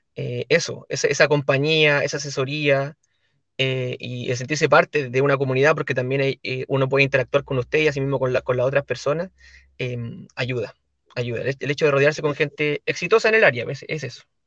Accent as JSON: {"language": "Spanish", "town": "La Ligua", "region": "Valparaíso", "country": "Chile", "tie": "born or raised there", "said": "yo soy de la comuna de La Ligua, que es en la quinta región"}